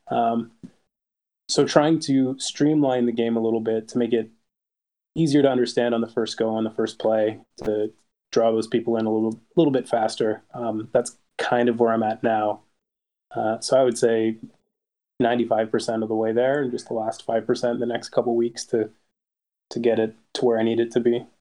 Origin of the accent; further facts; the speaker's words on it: Canada; I'm Canadian